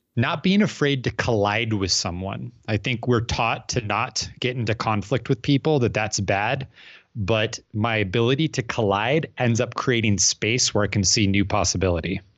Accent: Phoenix, Arizona, United States; I'm from Phoenix, Arizona

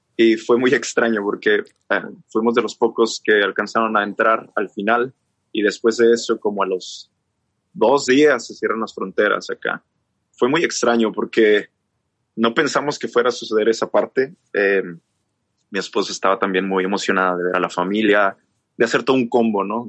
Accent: Chihuahua, Mexico; yo soy de México. Soy, resulta que soy del norte de México, de Chihuahua

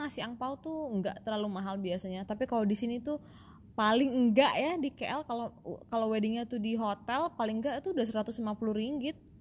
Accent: Indonesia; kita orang Indo

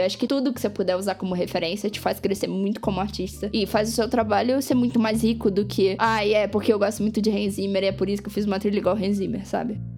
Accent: Brazil; nós como brasileiros

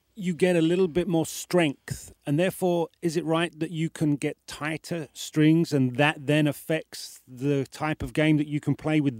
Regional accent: United Kingdom; Don't forget I'm British

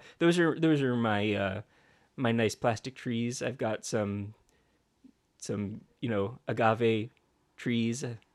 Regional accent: Canada; Oh, yes. I gotcha, because I'm Canadian.

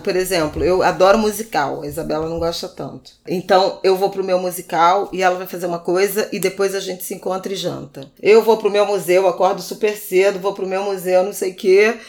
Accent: Rio de Janeiro, Brazil; quando eu era adolescente, lá em Irajá

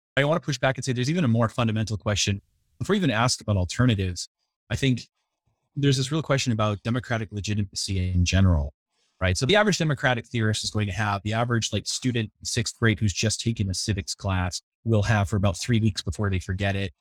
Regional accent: New England, United States; I grew up in the New England area, so I'm a fan of all the New England teams.

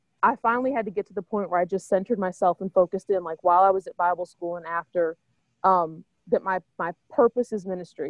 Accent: Oklahoma, United States; moved away as an adult; now in St. Paul, United States; I grew up in Oklahoma.

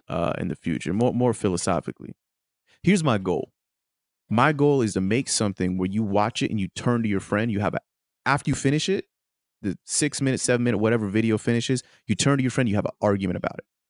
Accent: United States; as an American

